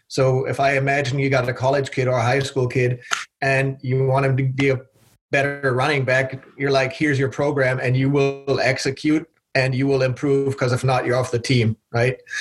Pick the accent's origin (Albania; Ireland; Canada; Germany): Germany; moved away as an adult; also born or lived in Belgium; now in United States; I was born and raised in Germany